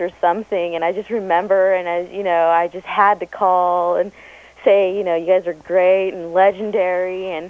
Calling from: San Jose, California, United States; We went to your concert in December 93 over here in San Jose Event Center.

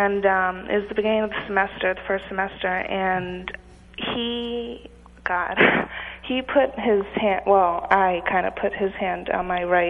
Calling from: Amherst, Massachusetts, United States

